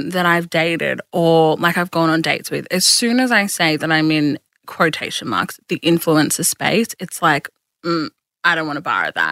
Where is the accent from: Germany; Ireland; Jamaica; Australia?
Australia; Geelong, Victoria; from Geelong who does